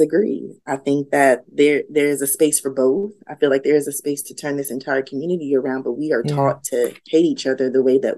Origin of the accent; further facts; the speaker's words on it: Yonkers, New York, United States; I grew up in Yonkers, New York.